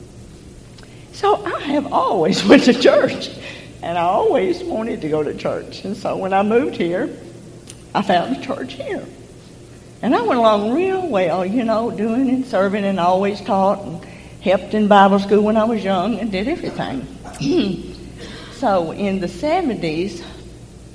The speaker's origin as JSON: {"language": "English", "town": "Promised Land", "region": "Arkansas", "country": "United States", "tie": "born or raised there", "said": "I came from Promised Land"}